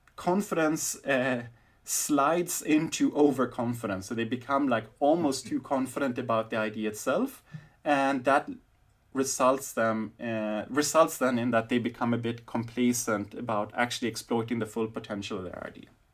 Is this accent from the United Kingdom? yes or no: no; Sweden; now in Berlin, Germany; when I grew up in Sweden